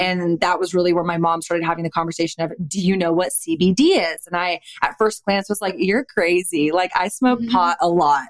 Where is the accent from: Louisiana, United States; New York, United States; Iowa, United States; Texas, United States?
Texas, United States; Austin; I'm born and raised in Austin, Texas, never lived anywhere but Austin, Texas